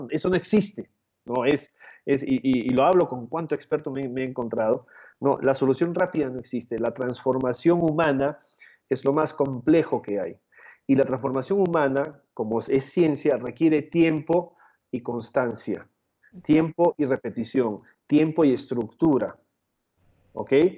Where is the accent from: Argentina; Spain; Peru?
Peru; moved away as an adult; also born or lived in Canada / Chile; now in Mexico; yo nací y crecí en Perú